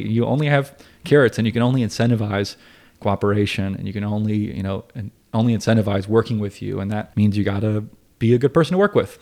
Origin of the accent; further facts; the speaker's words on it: Asheville, North Carolina, United States; I grew up in Asheville